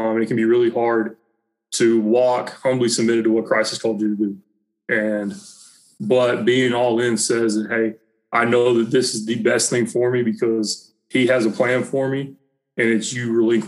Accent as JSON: {"language": "English", "region": "Southern United States", "country": "United States", "tie": "born or raised there", "said": "growing up in the Bible Belt, growing up doing that, going to church, it was easy to talk the talk"}